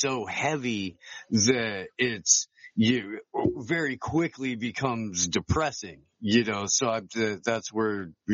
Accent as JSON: {"language": "English", "region": "Midwest", "country": "United States", "tie": "born or raised there", "said": "I grew up in the Midwest"}